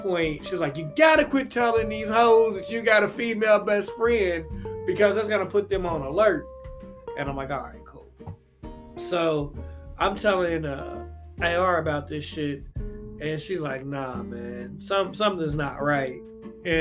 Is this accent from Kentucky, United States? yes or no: yes; Louisville, Kentucky, United States; my hometown of Louisville, Kentucky, I lived in these apartments called the Oxford